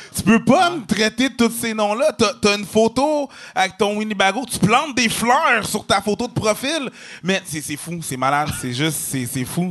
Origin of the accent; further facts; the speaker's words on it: Quebec, Canada; on vient du Québec, parce qu'on est québécois